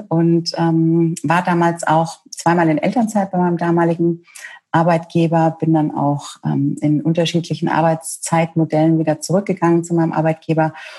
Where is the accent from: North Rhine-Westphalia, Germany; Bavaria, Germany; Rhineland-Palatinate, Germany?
Bavaria, Germany; Franconia; now in Munich, Germany; Ich bin gebürtige Fränkin, ähm, mittlerweile Wahlmünchnerin